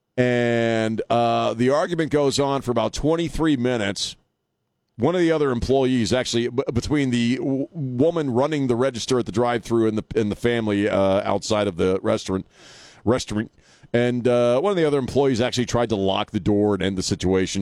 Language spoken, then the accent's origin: English; Annapolis, Maryland, United States; now in San Antonio, United States; I grew up in Annapolis, so I grew up around D.C., Philadelphia, and uh, Baltimore.